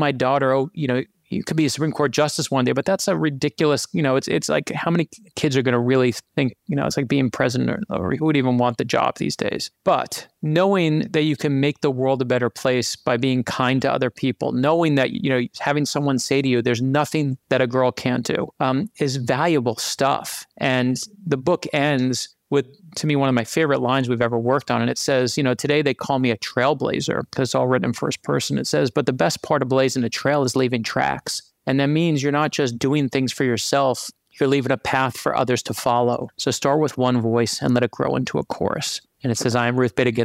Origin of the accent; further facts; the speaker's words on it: New York City, New York, United States; growing up in Brooklyn, New York, which is where I actually grew up